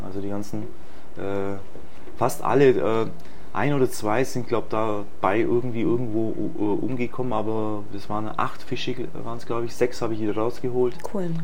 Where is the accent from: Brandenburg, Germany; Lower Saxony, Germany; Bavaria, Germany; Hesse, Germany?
Bavaria, Germany; Illertissen; moved away as an adult; now in Egypt; ich bin in Bayern geboren, bei Illertissen